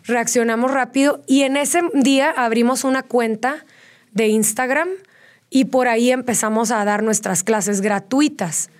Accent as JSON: {"language": "Spanish", "town": "Tijuana", "region": "Baja California", "country": "Mexico", "moved": "as an adult", "lives_now": "Querétaro, Mexico", "said": "yo soy de Tijuana. Sí. Llevo ya 10 años viviendo aquí en Querétaro"}